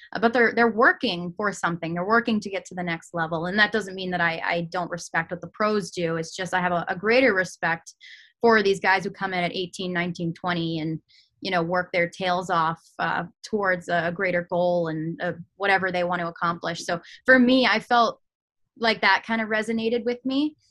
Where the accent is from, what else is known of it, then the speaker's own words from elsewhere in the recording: Manchester, New Hampshire, United States; also born or lived in Lake Winnipesaukee area, New Hampshire / Portsmouth, New Hampshire; I am local. I grew up in Manchester, New Hampshire